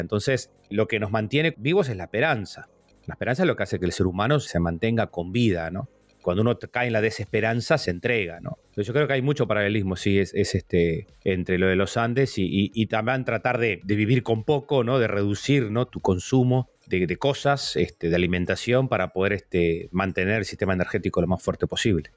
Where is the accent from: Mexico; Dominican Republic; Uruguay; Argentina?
Uruguay; Lascano, Rocha; yo me crié en Las Cano